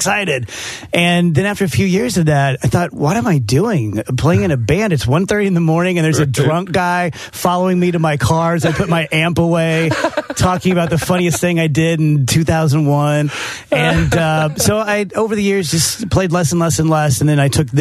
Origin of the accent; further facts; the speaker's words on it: South Roxana, Illinois, United States; South Roxana, where I grew up